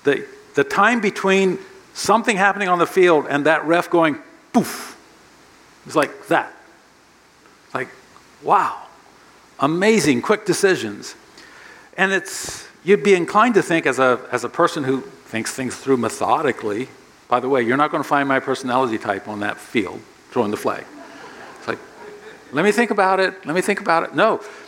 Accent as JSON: {"language": "English", "country": "Japan", "tie": "born there", "said": "I grew up on the mission field. My parents are missionaries. I was born in Japan."}